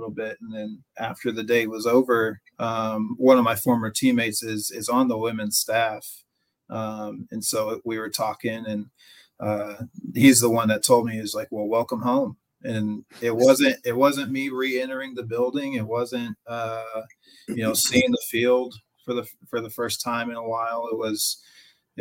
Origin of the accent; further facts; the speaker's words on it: Belton, Texas, United States; also born or lived in Cisco, Texas; now in Brownwood, United States; I grew up in the Central Texas area. I went to Belton High School